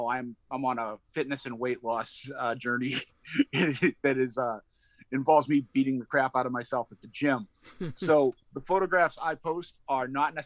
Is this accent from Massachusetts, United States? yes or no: yes; Boston, Massachusetts, United States; accent: Boston; my Boston accent kind of sets me apart. Sometimes it drifts in and out, but I'm not ashamed of it.